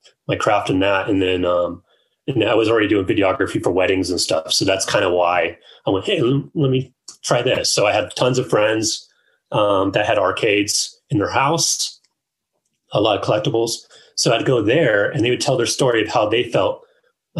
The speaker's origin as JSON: {"language": "English", "area": "Orange County", "region": "Southern California", "country": "United States", "tie": "born or raised there", "said": "I grew up in Southern California in Orange County. So that's like 30 minutes south of like Anaheim or LA."}